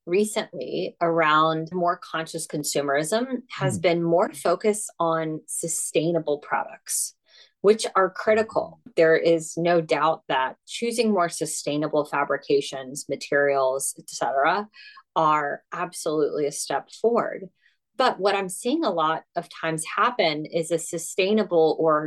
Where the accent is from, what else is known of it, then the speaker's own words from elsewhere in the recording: United States; accent: American; I'm American